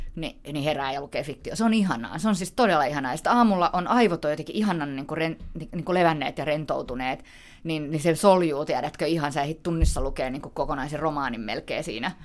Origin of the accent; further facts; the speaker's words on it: Helsinki, Uusimaa, Finland; mä oon helsinkiläinen